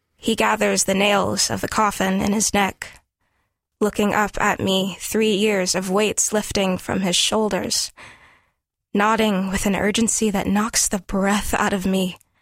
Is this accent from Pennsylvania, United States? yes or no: no; Gonzales, Louisiana, United States; moved away; I was raised mostly in Gonzales, Louisiana